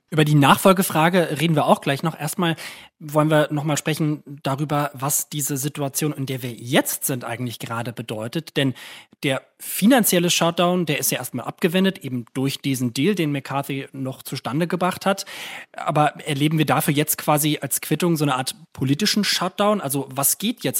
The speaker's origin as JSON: {"language": "German", "country": "Germany", "said": "als Deutsche oder auch als Europäer"}